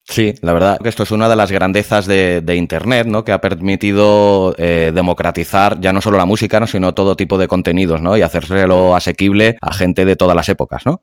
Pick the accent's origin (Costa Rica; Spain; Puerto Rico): Spain; Catalonia; yo soy yo soy catalán, vivo en Cataluña